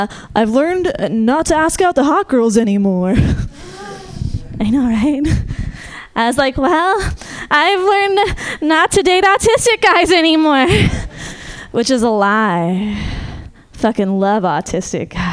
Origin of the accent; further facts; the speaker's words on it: Marin, California, United States; I'm from Marin